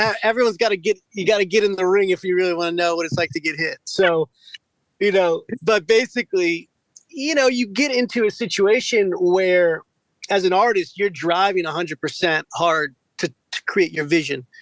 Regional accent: Westminster, Maryland, United States; I'm from Carroll County out in Westminster, uh, about an hour outside of Baltimore

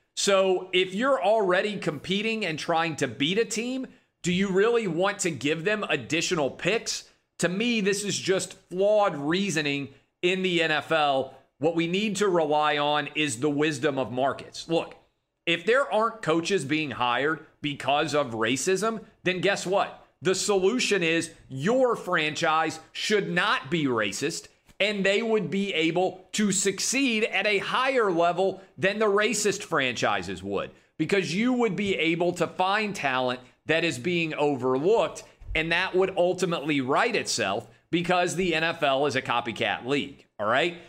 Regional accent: Nashville, Tennessee, United States; in my hometown of Nashville, Tennessee

